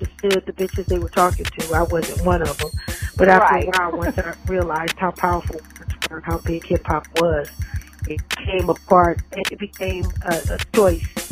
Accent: Los Angeles, California, United States; also born or lived in Lakewood, California; I'm a California girl, so I grew up in all parts of Los Angeles, Compton, South Central, Los Angeles, Watts

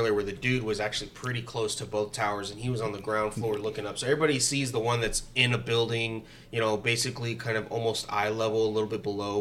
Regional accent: United States; we were united as an American people

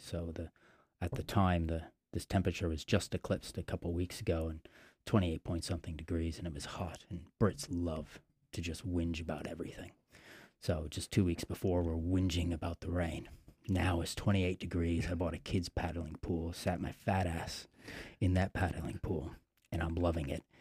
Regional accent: New York, United States; now in England; I remember when I first moved to England, and so I came from New York.

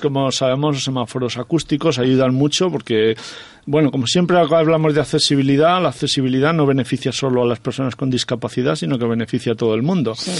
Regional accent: Soria, Castile and León, Spain; moved away; also born or lived in Aragon; mi pueblo de Soria

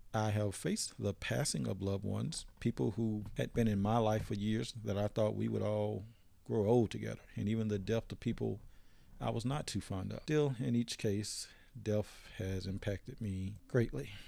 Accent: Philadelphia, Mississippi, United States; also born or lived in Leake County, Mississippi; my hometown was Philadelphia, Mississippi

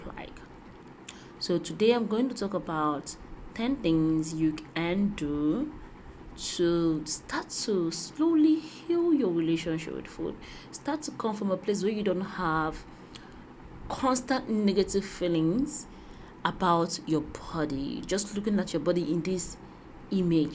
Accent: Nigeria; growing up in Nigeria

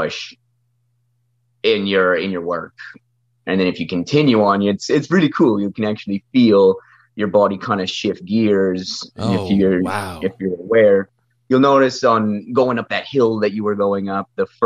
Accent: Thunder Bay, Ontario, Canada; born and raised in Thunder Bay

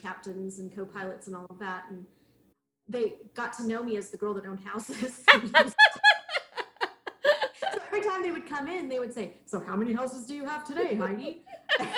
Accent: Southern California, United States; now in Houston, United States; I'm originally from Southern California

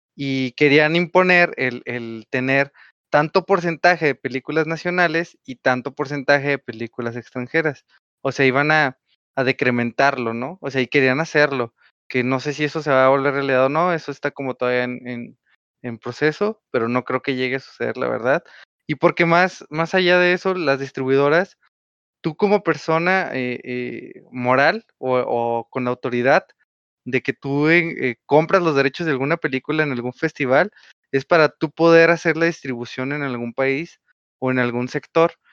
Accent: Mexico; first language Spanish

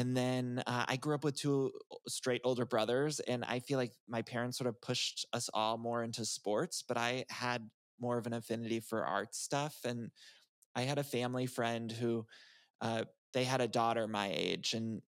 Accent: Northeast Ohio, United States; moved away as an adult; also born or lived in Chicago; now in Los Angeles, United States; But I grew up in Northeast Ohio, and I'm a Midwest guy

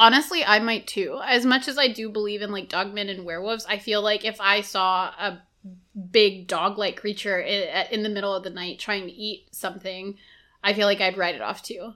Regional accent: Texas, United States; as a Texan

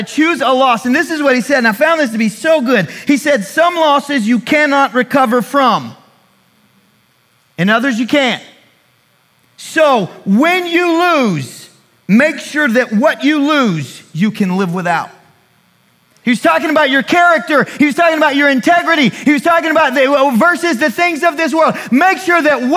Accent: United States; I am an American

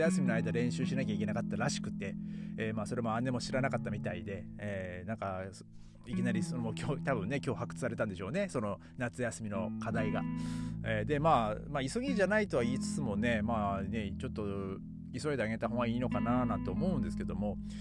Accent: Tohoku, Japan; moved away; 僕の地元の方はですね、まあ、東北の方は

